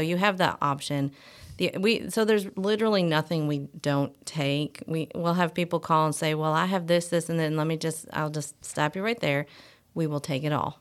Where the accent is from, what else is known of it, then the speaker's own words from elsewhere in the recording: Michigan, United States; moved away as an adult; I'm actually, uh, from Michigan